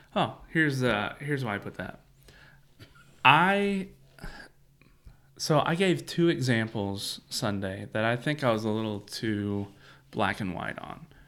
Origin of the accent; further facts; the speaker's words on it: Central Kentucky, United States; growing up in Central Kentucky